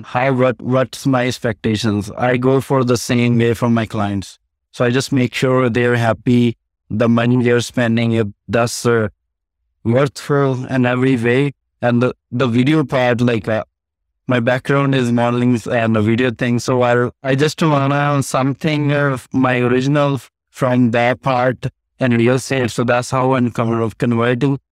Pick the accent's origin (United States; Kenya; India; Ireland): India; now in Edmonton, Canada; I came from India, my family, my mother and brother died when I was in India